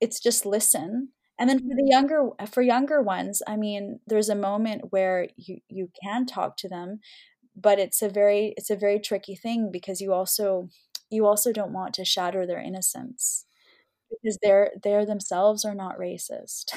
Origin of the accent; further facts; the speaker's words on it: Canada; we've come so far as Canadian Muslims